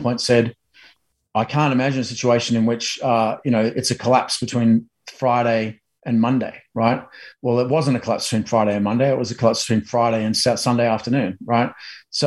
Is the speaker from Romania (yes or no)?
no; Australia; now in United States; a Aussie in America